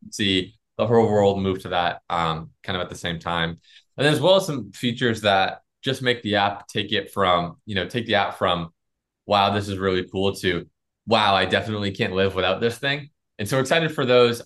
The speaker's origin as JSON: {"language": "English", "region": "Florida", "country": "United States", "said": "we're from Florida"}